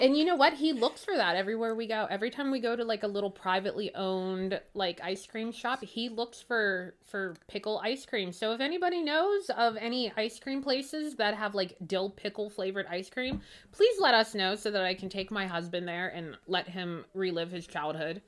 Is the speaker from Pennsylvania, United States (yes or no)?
yes; Pittsburgh, Pennsylvania, United States